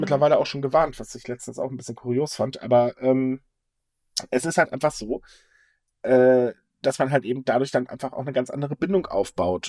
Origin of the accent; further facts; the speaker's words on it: Northern Germany, Germany; als Norddeutscher